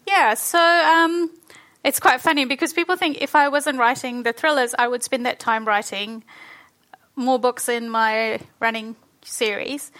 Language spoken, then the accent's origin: English; New Zealand; born or raised there; also born or lived in Fiji